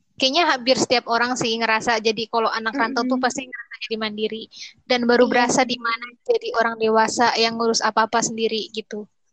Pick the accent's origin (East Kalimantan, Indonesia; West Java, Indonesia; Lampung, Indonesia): West Java, Indonesia; Bekasi; moved away as an adult; now in Jambi, Indonesia; aku dari Bekasi